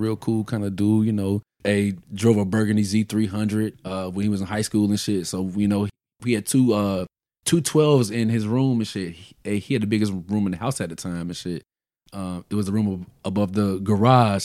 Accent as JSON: {"language": "English", "town": "Virginia Beach", "region": "Virginia", "country": "United States", "tie": "born or raised there", "said": "growing up in Virginia Beach"}